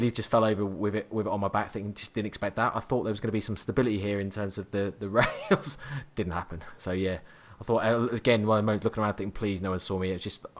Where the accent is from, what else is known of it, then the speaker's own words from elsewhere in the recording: Norwich, East of England, United Kingdom; I'm from Norwich, which is the complete other arse end of the country.